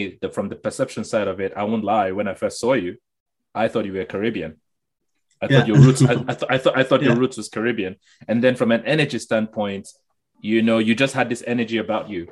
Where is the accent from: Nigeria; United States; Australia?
Nigeria; moved away as an adult; now in Canada; I came to this country in 2001 from Nigeria